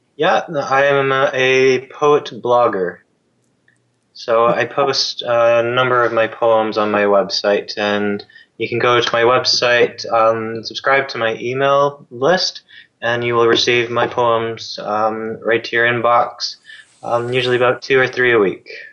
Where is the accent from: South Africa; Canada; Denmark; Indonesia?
Canada; as a Canadian